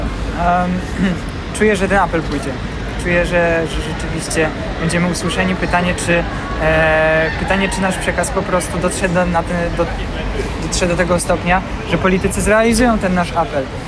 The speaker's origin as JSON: {"language": "Polish", "country": "Ukraine", "moved": "yes", "lives_now": "Poland", "said": "jestem Ukraińcem"}